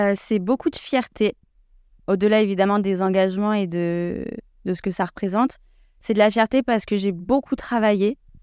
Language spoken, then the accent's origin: French; Versailles, Île-de-France, France; je suis née à Versailles